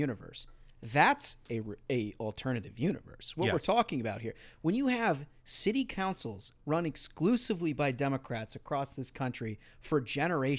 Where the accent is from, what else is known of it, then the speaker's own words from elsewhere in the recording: Minnesota, United States; I'm from Minnesota.